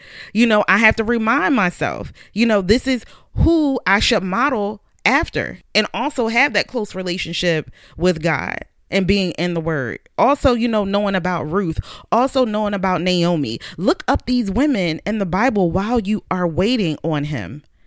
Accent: Philadelphia, Pennsylvania, United States; I grew up in Southwest Philadelphia

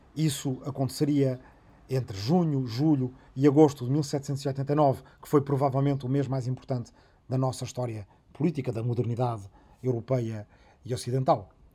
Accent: Arrifana, Santarém District, Portugal; na minha aldeia natal de Arrifana, no Ribatejo

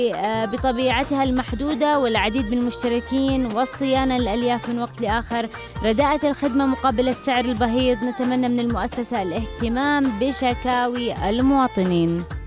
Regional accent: Yemen; عندنا في اليمن

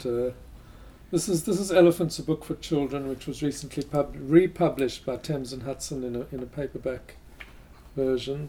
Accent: South Africa; I grew up in South Africa.

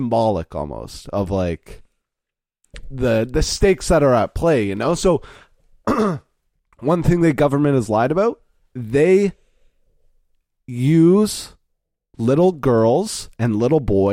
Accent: Canada; we are Canadian citizens

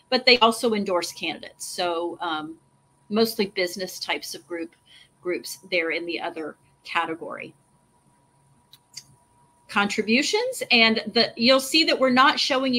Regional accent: Texas, United States; I'm from Texas

